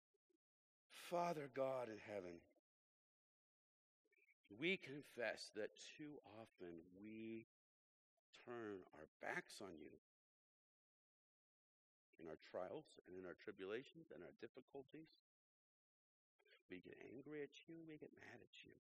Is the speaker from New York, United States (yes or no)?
no; Illinois, United States; moved away; I'm from Illinois